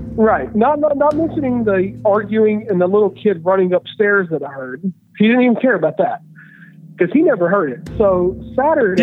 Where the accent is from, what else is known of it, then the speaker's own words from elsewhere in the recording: Tennessee, United States; now in Washington, DC area, United States; I'm from Tennessee